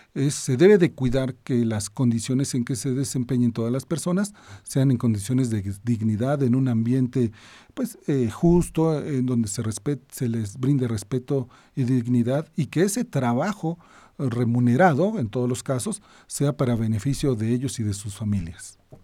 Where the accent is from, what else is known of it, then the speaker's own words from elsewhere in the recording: Mexico; Nuestro país